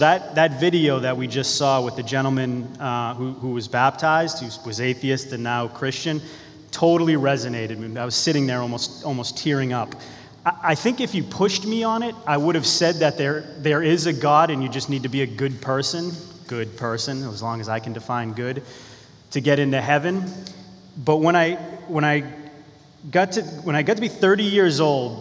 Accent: Beverly, Massachusetts, United States; also born or lived in Danvers, Massachusetts; I was born in Beverly, Massachusetts. I'm from Beverly and Danvers, which is about an hour from here

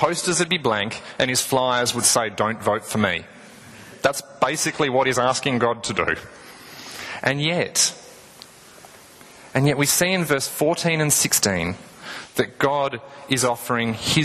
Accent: Tasmania, Australia; I'm from Tasmania

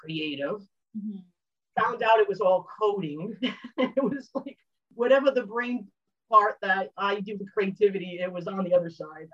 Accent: Rhode Island, United States; I'm from New England and Rhode Island

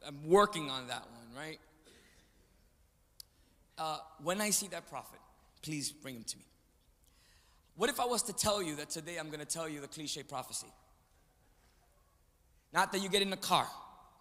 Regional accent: New York City, New York, United States; from New York City, from Manhattan, born in the Bronx, right across the street from the Yankee Stadium

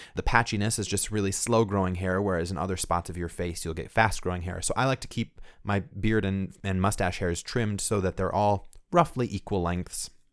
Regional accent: Midwest, United States; growing up in the Midwest

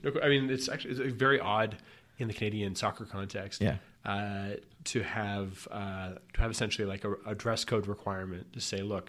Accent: London, United Kingdom; So I grew up in North London supporting this tiny club that I really enjoyed

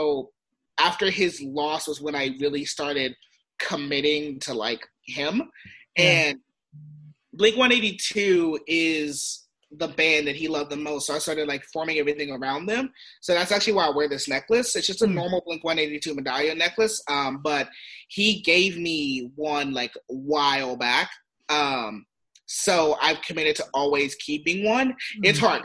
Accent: San Diego, California, United States; I grew up in San Diego

